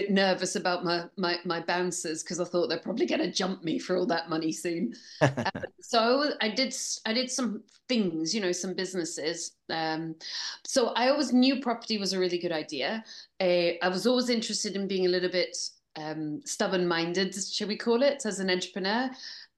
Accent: Scotland, United Kingdom; accent: English; now in Bristol, United Kingdom; So I'm actually Scottish, although I sound English. And I live part in Bristol and part in Barcelona.

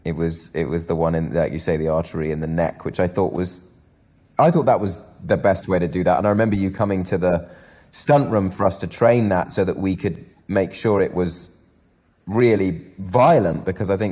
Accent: United Kingdom; I'm very British.

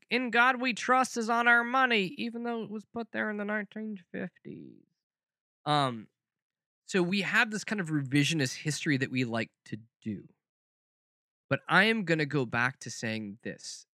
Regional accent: the South, United States; growing up in the South

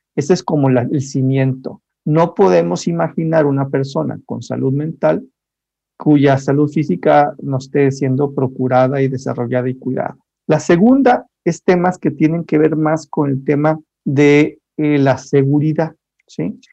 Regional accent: Monterrey, Nuevo León, Mexico; yo soy de Monterrey

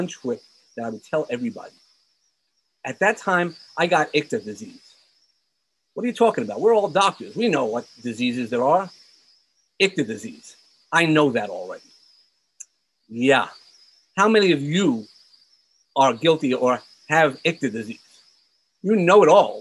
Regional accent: New York City, New York, United States; I grew up in Brooklyn, so I'm a New Yorker from heart

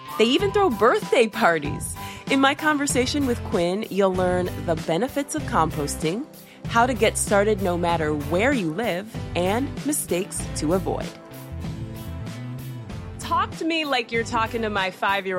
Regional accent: Ohio, United States; now in Florida, United States; I'm from Ohio. And I remember one year my dad had his garden

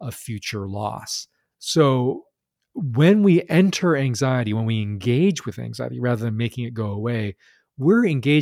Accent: United States; I grew up in Chinese American

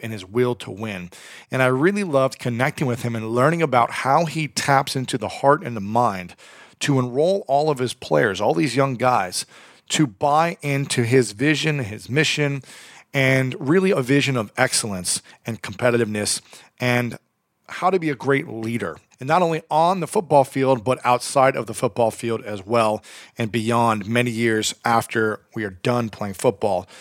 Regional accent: Ohio, United States; I am from Ohio.

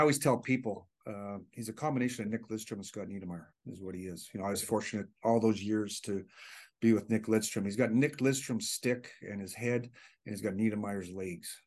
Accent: Hanna, Alberta, Canada; moved away; close to my hometown in Hannah

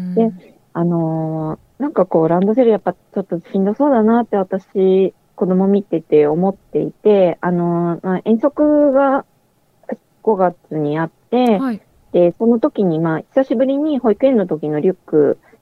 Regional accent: Sapporo, Hokkaido, Japan; moved away; 私、育ったのは北海道札幌市の端っこなんですけど

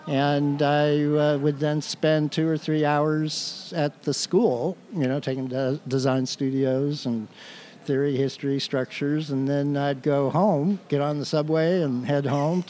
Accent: Everett, Washington, United States; also born or lived in Salem, Massachusetts; now in Camano Island, United States; I grew up in Everett, Washington, so okay. I'm fairly local.

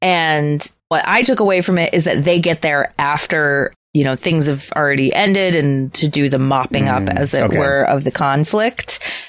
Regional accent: United States; As an American

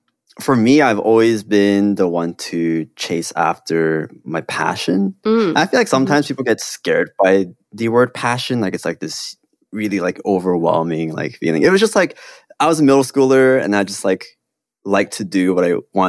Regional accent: South Korea; also born or lived in Hong Kong; I grew up in Korea and Hong Kong, and I have, like, very stereotypically Korean parents

